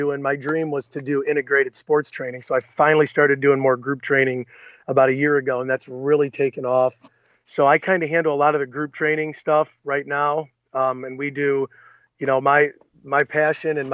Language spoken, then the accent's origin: English; Clyde, Ohio, United States; I moved back to my hometown in 2006 or seven